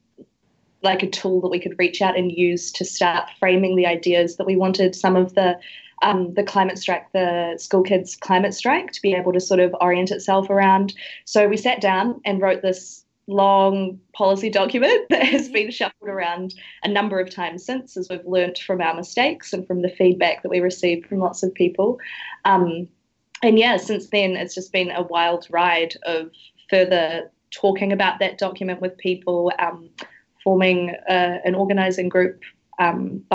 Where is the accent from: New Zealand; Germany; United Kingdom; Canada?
New Zealand; moved away as an adult; now in Sydney, Australia; I am a New Zealander in Australia